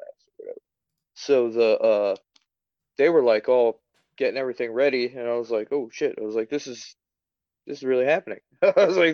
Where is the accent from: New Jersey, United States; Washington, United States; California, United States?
New Jersey, United States; moved away; I'm from New Jersey